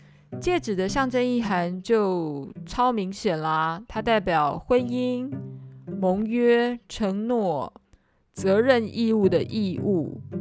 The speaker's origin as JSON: {"language": "Chinese", "country": "Taiwan", "said": "这个 garden 的概念有点像是以前我们台湾人讲人民公廨，有没有？"}